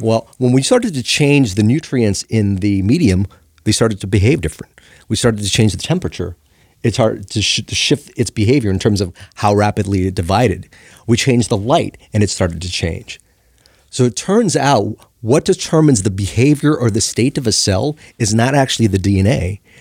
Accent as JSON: {"language": "English", "town": "Los Angeles", "region": "California", "country": "United States", "tie": "born or raised there", "said": "I grew up in Chinatown, L A."}